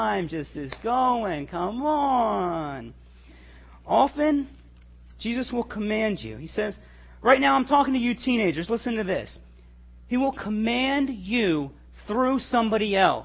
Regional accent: Little Rock, Arkansas, United States; I was born in Little Rock, Arkansas.

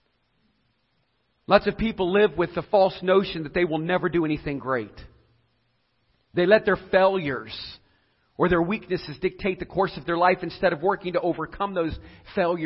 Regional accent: Edinburg, Ohio, United States; a mom who raised me in Edinburgh, Ohio, so I could go to Southeast school system

